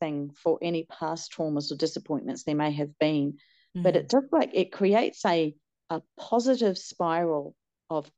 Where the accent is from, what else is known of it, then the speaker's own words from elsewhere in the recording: New Zealand; moved away as an adult; also born or lived in Hong Kong / China; now in Australia; I was born here in Australia. Then I went to New Zealand when I was 4 with my parents, grew up there, did my nurse's training there.